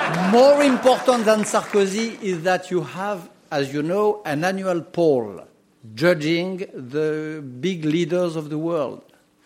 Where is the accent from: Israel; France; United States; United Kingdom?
France; accent: French; English is a second language; because of my French accent